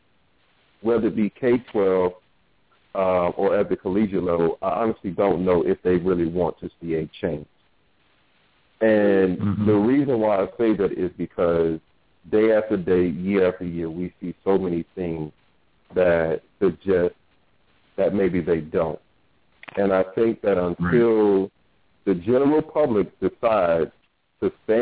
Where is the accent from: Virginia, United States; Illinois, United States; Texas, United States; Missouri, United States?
Virginia, United States; Norfolk; I grew up in Norfolk, Virginia